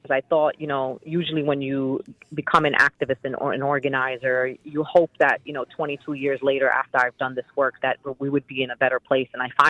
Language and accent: English; New York, United States; And for me, as a New Yorker and as a Muslim